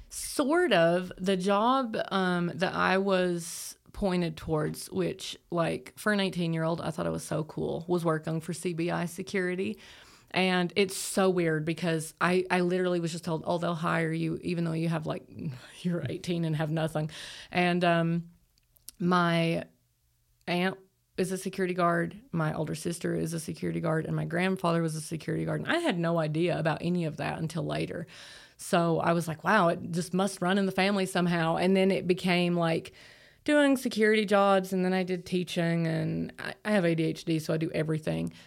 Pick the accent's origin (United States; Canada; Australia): United States; Appalachia, Tennessee; I grew up in Appalachia